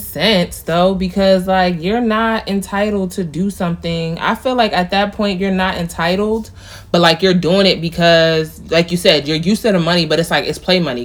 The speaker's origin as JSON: {"language": "English", "area": "near Mount Vernon", "region": "New York", "country": "United States", "tie": "born or raised there", "said": "Mount Vernon, which is not far from where I grew up"}